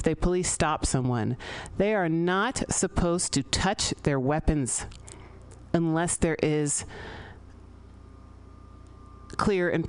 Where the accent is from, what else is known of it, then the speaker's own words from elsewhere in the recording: San Francisco, California, United States; I grew up here in San Francisco